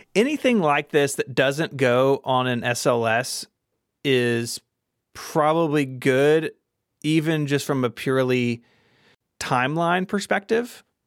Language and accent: English; Memphis, Tennessee, United States; here in my hometown of Memphis, Tennessee